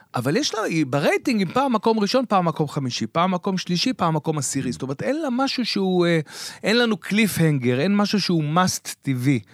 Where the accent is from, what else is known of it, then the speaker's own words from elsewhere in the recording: Beersheba, Southern District, Israel; אני מבאר שבע